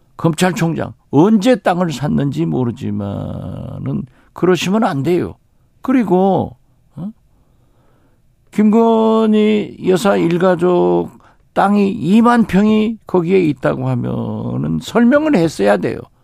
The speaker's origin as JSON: {"language": "Korean", "area": "Haenam, Jindo, Wando", "region": "South Jeolla", "country": "South Korea", "tie": "born or raised there", "also_born_or_lived": "Mokpo", "moved": "yes", "said": "제 고향 해남 진도 완도에서"}